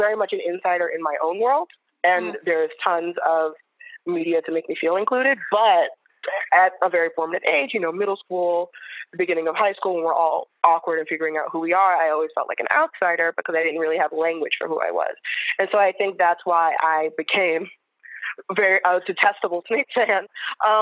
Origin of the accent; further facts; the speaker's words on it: New York City, New York, United States; I grew up in New York City